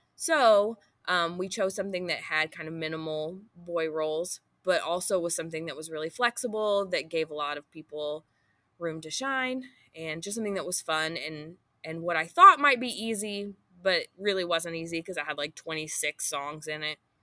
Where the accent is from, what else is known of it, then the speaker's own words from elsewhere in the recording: Booneville, United States; also born or lived in Chandler; then in Booneville, and I went to Booneville High School